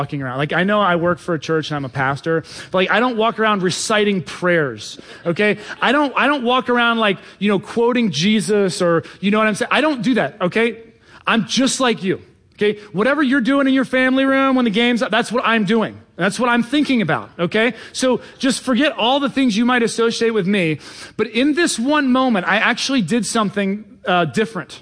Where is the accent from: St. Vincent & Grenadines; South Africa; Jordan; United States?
United States; Cincinnati, Ohio; now in Washington, D.C., United States; I was raised in Cincinnati, Ohio